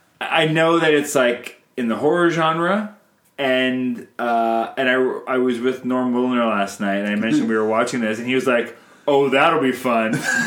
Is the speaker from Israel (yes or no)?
no; Canada